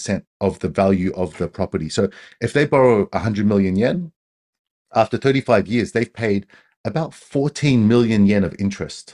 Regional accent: Australia; now in Japan; I'm Australian

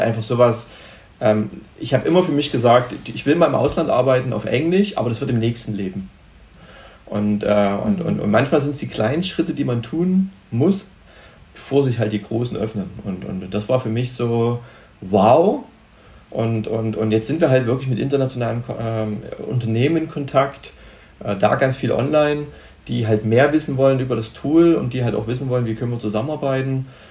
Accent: Germany; also born or lived in Cyprus; als Deutsche

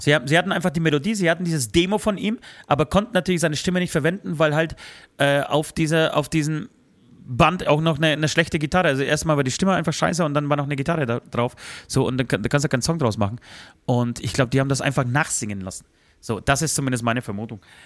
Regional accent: Tychy, Silesian Voivodeship, Poland; moved away; in meine Geburtsstadt Dichau

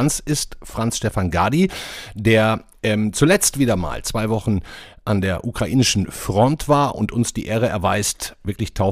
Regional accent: North Rhine-Westphalia, Germany; Sonne und Sonne, wie man in meiner Heimat NRW sagt.

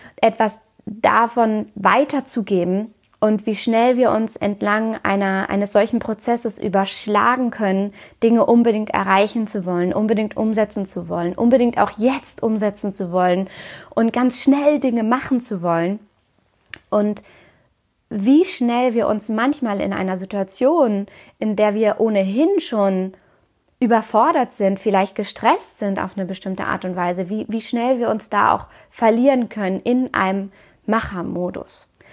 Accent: Hamburg, Germany; moved away as an adult; den Umzug zurück in meine Heimatstadt Hamburg

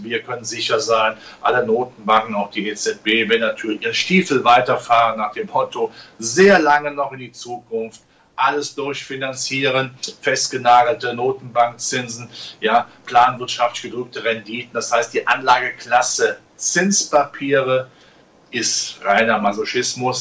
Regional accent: Germany; ich bin da nicht, äh, weit weg von diesen Krisengebieten groß geworden

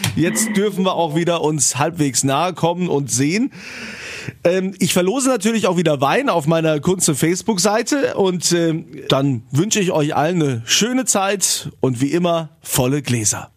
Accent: Rhineland-Palatinate, Germany; bei uns im wunderschönen Rheinland-Pfalz

